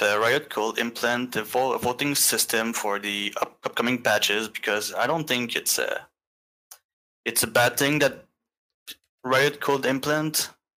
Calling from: Montreal, Quebec, Canada; From Montreal, Quebec.

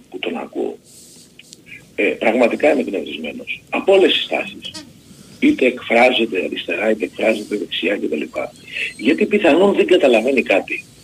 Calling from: Nikaia, Attica, Greece; από Νίκαια

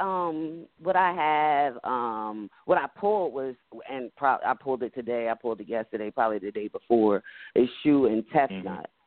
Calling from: New Jersey, United States; I'm calling from New Jersey.

